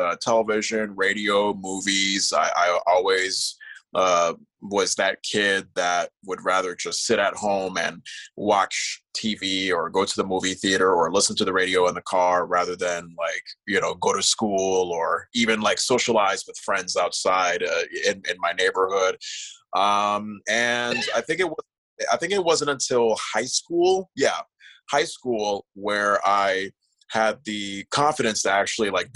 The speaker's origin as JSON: {"language": "English", "town": "West Hartford", "region": "Connecticut", "country": "United States", "tie": "born or raised there", "also_born_or_lived": "Iowa / New York City", "moved": "as an adult", "lives_now": "Vermont, United States", "said": "I used to produce a show in my hometown of West Hartford, Connecticut"}